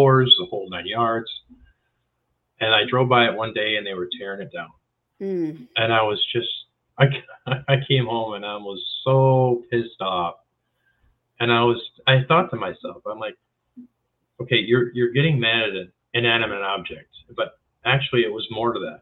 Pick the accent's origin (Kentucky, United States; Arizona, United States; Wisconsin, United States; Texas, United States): Wisconsin, United States; I spent most of the time in the north. You know, I was born in Wisconsin